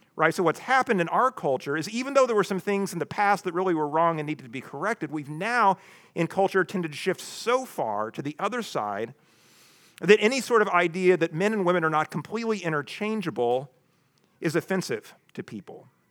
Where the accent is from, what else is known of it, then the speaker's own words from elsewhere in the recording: the Ozarks, United States; I grew up in the Ozarks